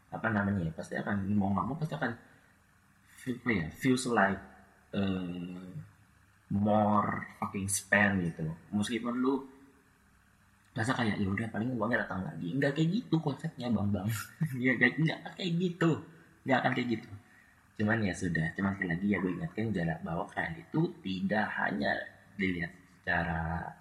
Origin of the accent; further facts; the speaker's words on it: Tangerang, Banten, Indonesia; also born or lived in Purwokerto; jujur aja gue dari Tangerang murni Tangerang lahir dan besar di Tangerang